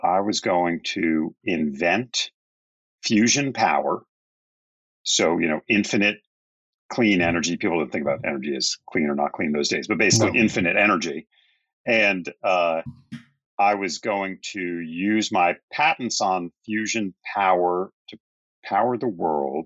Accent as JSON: {"language": "English", "town": "Bethesda", "region": "Maryland", "country": "United States", "tie": "born or raised there", "moved": "yes", "said": "I grew up in the suburbs of Washington, D.C."}